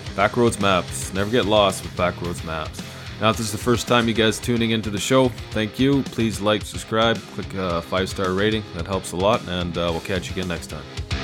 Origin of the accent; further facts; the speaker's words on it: Canada; as an Canadian